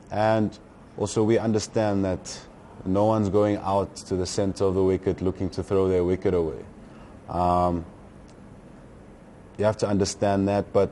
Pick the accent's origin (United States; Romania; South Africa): South Africa; the one thing that we possess as South Africans and as a South African team